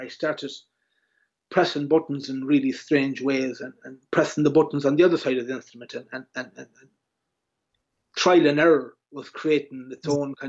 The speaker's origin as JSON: {"language": "English", "country": "Ireland", "said": "Or again, as an Irish musician, you can be very much pigeon boxed, or, you know, that's who you are."}